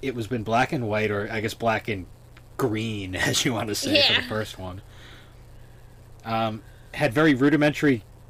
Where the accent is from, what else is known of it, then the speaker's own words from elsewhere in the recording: Massachusetts, United States; we're from Massachusetts